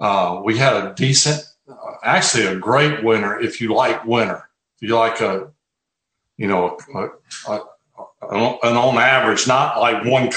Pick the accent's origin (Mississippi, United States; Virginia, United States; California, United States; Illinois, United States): Mississippi, United States; Mississippi Gulf Coast, United States; now in Hattiesburg, United States; I grew up on the Gulf Coast, an hour south where I am now